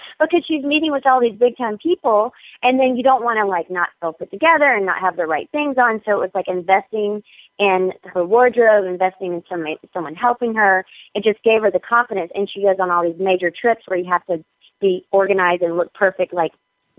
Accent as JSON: {"language": "English", "region": "North Carolina", "country": "United States", "said": "I mean, I'm still from North Carolina. I'm still Southern."}